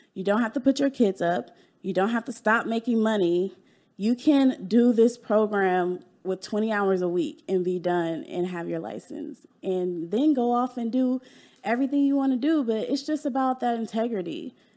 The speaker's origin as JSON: {"language": "English", "town": "Dallas", "region": "Texas", "country": "United States", "tie": "born or raised there", "also_born_or_lived": "California", "said": "I was born in California, and I moved to Dallas when I was 10"}